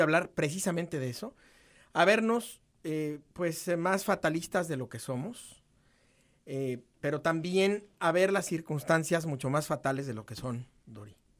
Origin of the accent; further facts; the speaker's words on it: Mexico; somos los mexicanos